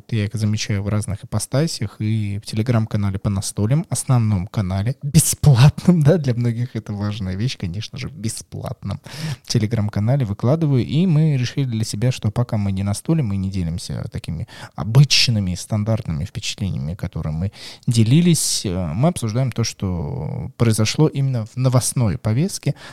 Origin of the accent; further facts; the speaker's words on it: Moscow, Russia; Я москвичка, и огромное количество мест